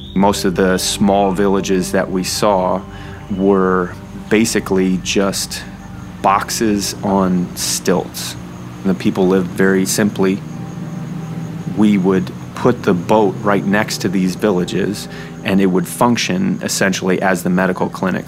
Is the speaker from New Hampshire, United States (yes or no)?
yes; New Hampshire, United States; I was born in New Hampshire